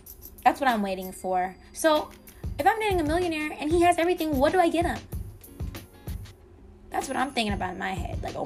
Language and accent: English; Miami, Florida, United States; I'm from Miami